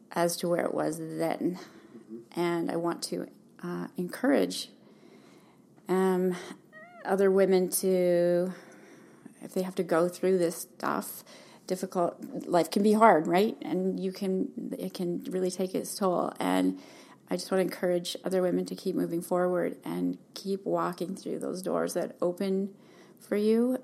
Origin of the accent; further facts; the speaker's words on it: Calgary, Alberta, Canada; moved away as an adult; also born or lived in Hamilton, Ontario; now in Kelowna, Canada; I was born in Hamilton, lived there till my parents decided to move to Alberta when I was about seven. And so I basically grew up in Calgary